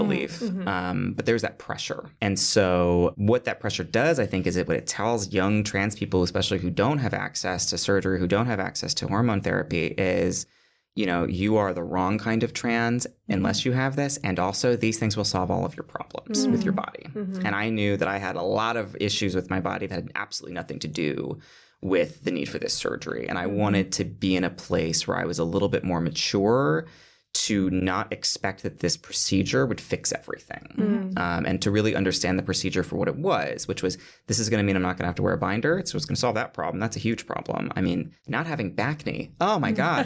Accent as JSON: {"language": "English", "region": "Michigan", "country": "United States", "moved": "as an adult", "lives_now": "New York City, United States"}